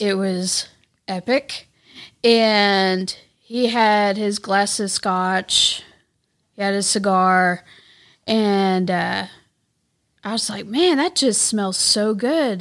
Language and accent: English; Texas, United States; moved away as an adult; also born or lived in North Little Rock, Arkansas; now in Arkansas, United States; I was born in North Little Rock, but then I was raised in Texas for about twenty-five years